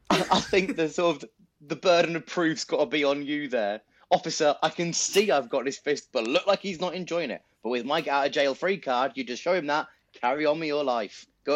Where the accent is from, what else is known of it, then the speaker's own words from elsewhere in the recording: United Kingdom; being British, white, male, straight